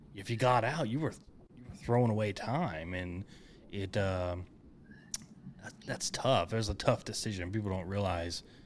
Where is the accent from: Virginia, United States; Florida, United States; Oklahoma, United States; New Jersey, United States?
Oklahoma, United States; Enid; I grew up in Enid, north of that.